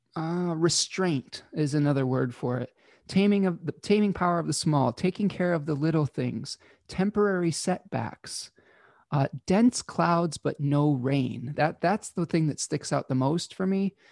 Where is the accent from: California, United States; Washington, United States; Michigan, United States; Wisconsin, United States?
Michigan, United States; my home state of Michigan, in the United States